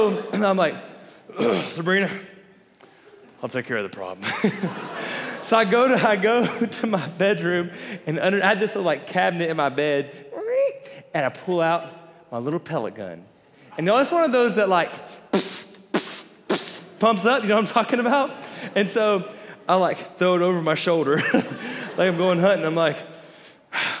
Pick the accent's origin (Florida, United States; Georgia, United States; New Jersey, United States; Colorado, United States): Florida, United States; I grew up in Florida